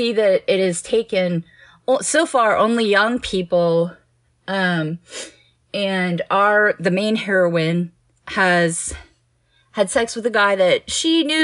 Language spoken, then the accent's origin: English; Houston, Texas, United States; I grew up in Houston